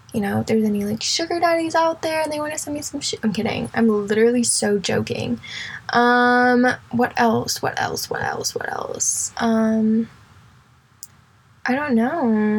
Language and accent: English; Indianapolis, Indiana, United States; now in Houston, United States; I actually am from Indianapolis, Indiana